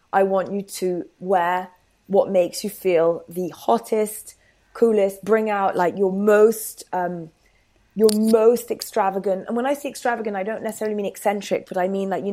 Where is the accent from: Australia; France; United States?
France; moved away as an adult; now in London, United Kingdom; I've lived in London for a decade now, but obviously I grew up in France and I did all my uni there.